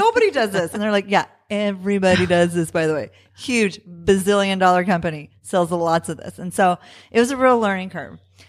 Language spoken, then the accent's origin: English; Southwest, United States; he's from California. I'm from the Southwest, but it was like kind of coming home.